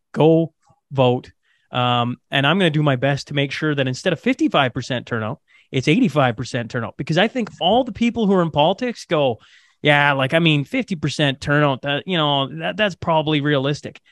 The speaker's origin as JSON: {"language": "English", "town": "Hillmond", "region": "Saskatchewan", "country": "Canada", "tie": "born or raised there", "moved": "yes", "lives_now": "Alberta, Canada", "said": "hillmond is this tiny little hamlet in saskatchewan so i grew up"}